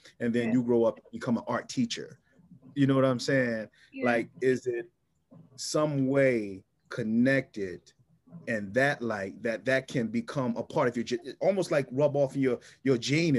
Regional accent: Philadelphia, Pennsylvania, United States; moved away as an adult; also born or lived in Tennessee; born and raised in North Philadelphia, coming out of North Philadelphia

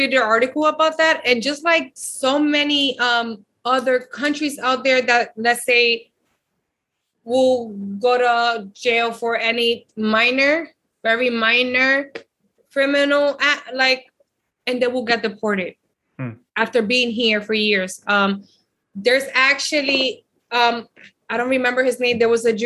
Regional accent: United States; also born or lived in Dominican Republic; I came here, my mom brought us here when I was 3 years old. I did kindergarten, first grade, and second grade here

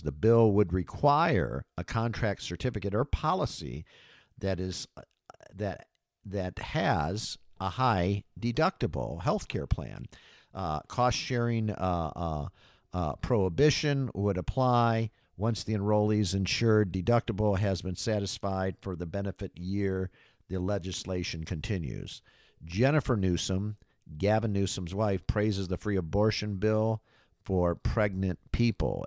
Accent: Michigan, United States; moved away as an adult; also born or lived in Florida; back home to my home state here of Michigan

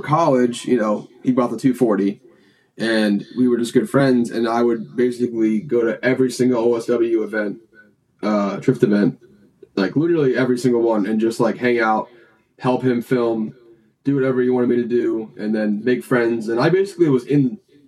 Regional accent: Clermont, Florida, United States; also born or lived in Alabama; now in Orlando, United States; I was living in Claremont. That's where Njuku is. And that's my hometown

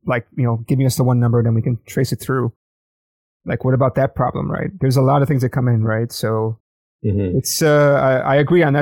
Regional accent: United States; I'm American

